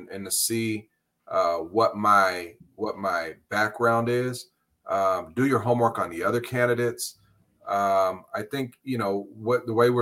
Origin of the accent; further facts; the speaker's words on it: Los Angeles, California, United States; also born or lived in San Pedro / Carson / Compton; I was born and raised right here in LA County.